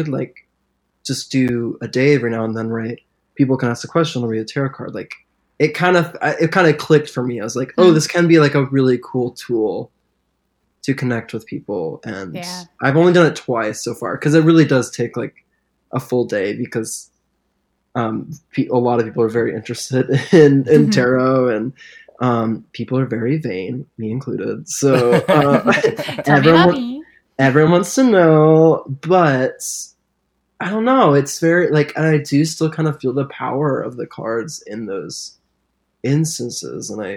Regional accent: Springfield, Missouri, United States; moved away as an adult; now in Nashville, United States; I grew up in Missouri, which is the very, very Bible Belt

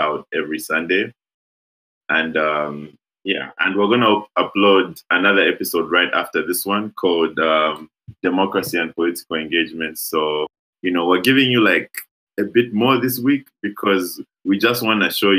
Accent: Lusaka, Lusaka Province, Zambia; we are from Lusaka

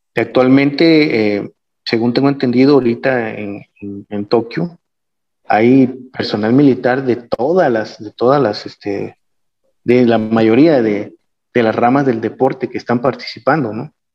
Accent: Mexico; nosotros como mexicanos

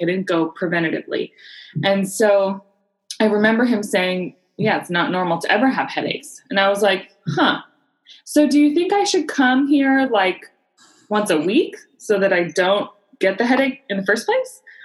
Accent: San Diego, California, United States; I was born and raised in San Diego

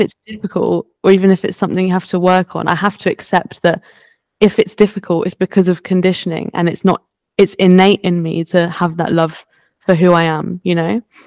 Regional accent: France; I was born in France

